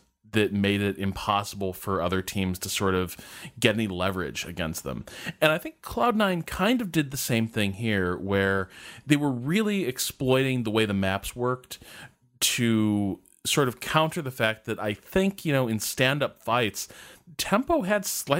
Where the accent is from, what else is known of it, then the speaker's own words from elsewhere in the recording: Chicago, Illinois, United States; we're both from Chicago